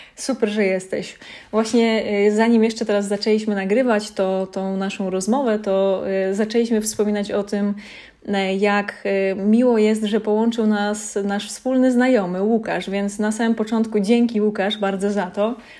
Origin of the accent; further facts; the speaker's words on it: Lesser Poland, Poland; ja pochodzę z takiej małej miejscowości w Małopolsce